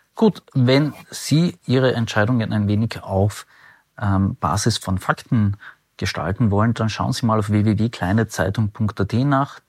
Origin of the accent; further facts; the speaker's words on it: Carinthia, Austria; ich, ich komme ja aus Kärnten